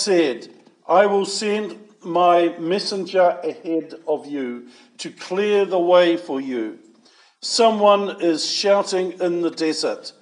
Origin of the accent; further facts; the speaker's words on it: Levin, Manawatū-Whanganui, New Zealand; I was born in Levin, in a maternity hospital there. And my mother and I returned to our family farm at just north of Levin